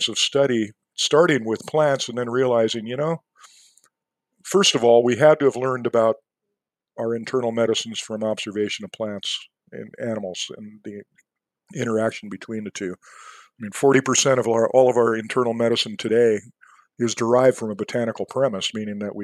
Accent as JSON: {"language": "English", "town": "San Diego", "region": "California", "country": "United States", "tie": "born or raised there", "also_born_or_lived": "Montana", "moved": "yes", "said": "I grew up in San Diego"}